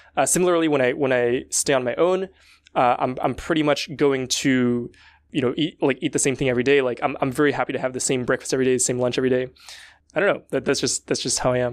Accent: France; I come from France

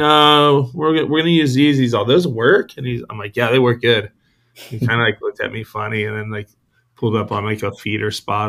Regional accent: San Diego, California, United States; I was born here in San Diego, raised Point Loma. Went to Point Loma High School.

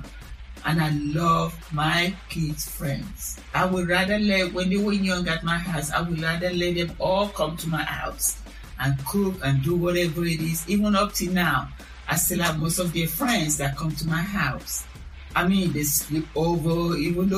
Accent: Nigeria; moved away; I'm from Nigeria.

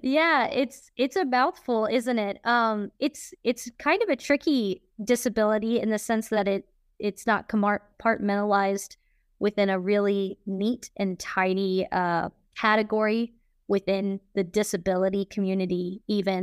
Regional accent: Kansas City, Missouri, United States; I'm from Kansas City, Missouri

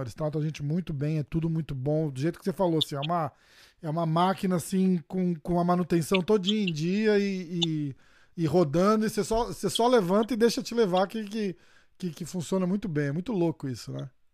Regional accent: Brazil; eu sou brasileiro

